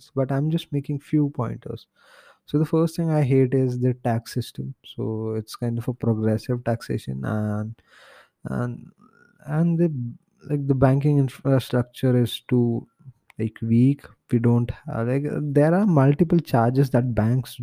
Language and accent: English; India; my home country, India